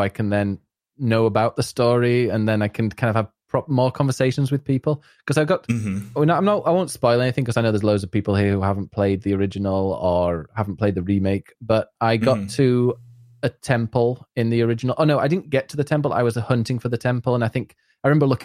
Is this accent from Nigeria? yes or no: no; Barnsley, Yorkshire and the Humber, United Kingdom; I was born in Barnsley